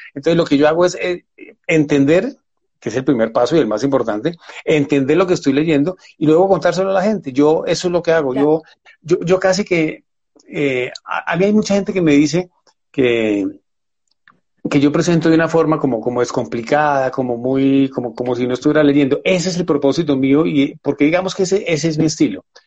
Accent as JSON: {"language": "Spanish", "town": "Buga", "region": "Valle del Cauca", "country": "Colombia", "tie": "born or raised there", "moved": "yes", "lives_now": "Bogotá, Colombia", "said": "nací en Buga, en el Valle del Cauca, vivo en Bogotá desde mucho tiempo"}